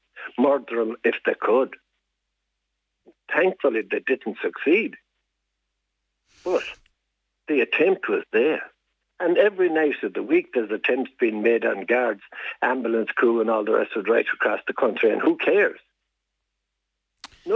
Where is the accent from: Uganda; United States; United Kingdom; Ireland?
Ireland; Diocese of Tuam, Connacht; I was born and reared in the Diocese of Tuam